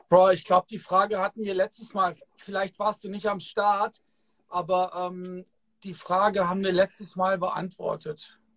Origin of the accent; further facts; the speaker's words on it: Kassel, Hesse, Germany; Ach krass, echt, ich komme aus